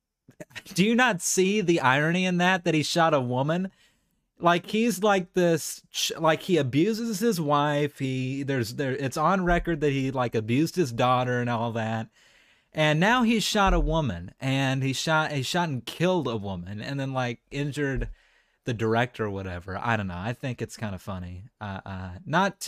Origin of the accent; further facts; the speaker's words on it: United States; I'm an American man